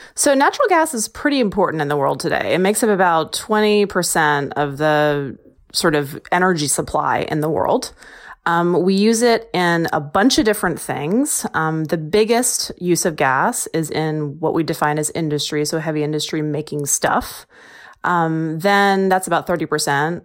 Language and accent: English; Texas, United States; moved away; I'm from Texas